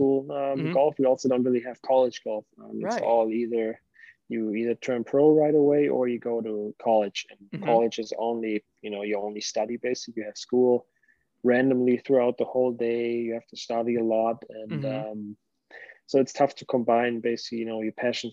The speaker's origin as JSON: {"language": "English", "country": "Germany", "tie": "born or raised there", "moved": "as an adult", "lives_now": "Arizona, United States", "said": "We grew up in Germany and then just came over to the States for college"}